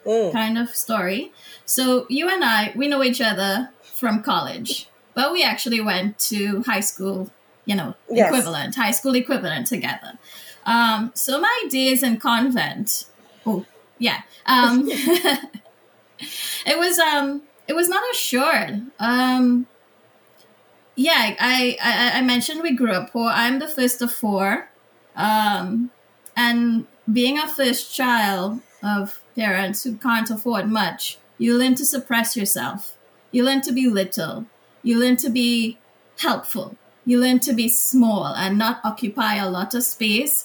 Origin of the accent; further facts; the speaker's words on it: Piparo, Trinidad & Tobago; now in United States; I grew up in a very small rural village in Trinidad, Piparo